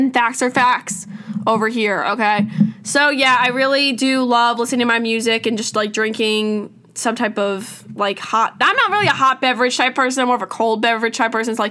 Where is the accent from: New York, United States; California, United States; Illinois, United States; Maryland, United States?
New York, United States; I'm from New York